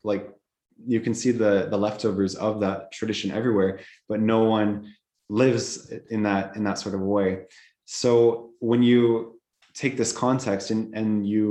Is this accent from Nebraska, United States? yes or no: yes; Nebraska, United States; born or raised there; moved away as an adult; also born or lived in Spain / Fort Smith, Arkansas; now in Czech Republic